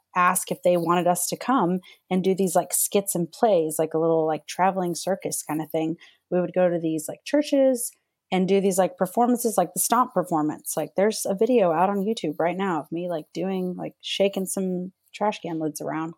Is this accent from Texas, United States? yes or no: yes; northeast Texas, United States; So I'm born and raised in Texas. So and I lived in the Bible Belt, which was like northeast Texas.